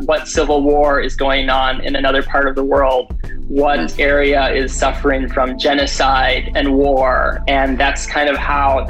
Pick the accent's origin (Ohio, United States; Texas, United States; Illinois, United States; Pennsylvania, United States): Illinois, United States; Chicago; now in San Diego, United States; Actually, I'm from Chicago. And so I moved here about 12 years ago. And when I came to San Diego, I really didn't know the history of San Diego